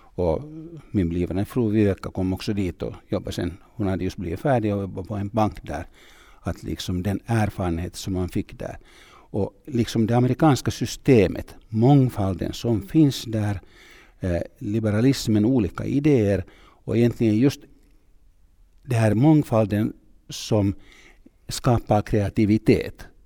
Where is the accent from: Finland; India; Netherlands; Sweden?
Finland; Tampere, Pirkanmaa; Swedish is a second language; Jag kommer från Tammerfors, jag gick i en finsk skola